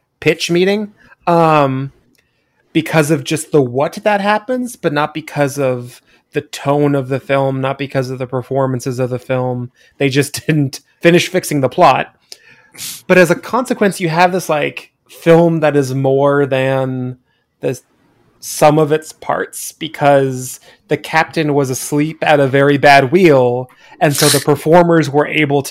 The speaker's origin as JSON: {"language": "English", "region": "Eastern Washington", "country": "United States", "tie": "born or raised there", "said": "I grew up in Eastern Washington"}